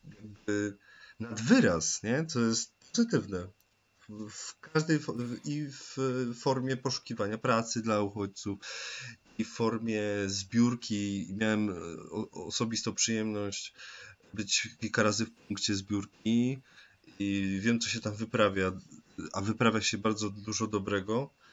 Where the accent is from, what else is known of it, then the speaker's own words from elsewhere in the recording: Tarnowskie Góry, Silesian Voivodeship, Poland; dumny tak naprawdę z Tarnogórzan, jak już ogólnie jestem dumny no z Polaków